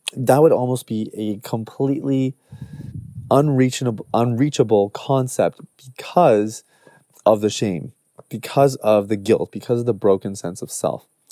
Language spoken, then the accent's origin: English; Canada; much of our upbringing has just been Canadian